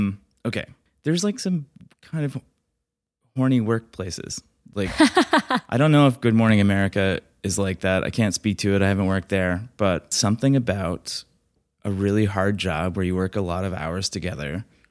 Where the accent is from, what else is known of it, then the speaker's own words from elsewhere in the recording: the South, United States; I went to college in Alabama. I'm from the South, by the way.